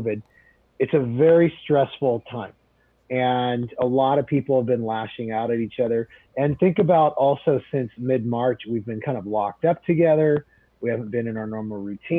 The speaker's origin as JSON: {"language": "English", "town": "Portland", "region": "Oregon", "country": "United States", "tie": "born or raised there", "lives_now": "Beaverton, United States", "said": "I grew up in Southwest Portland"}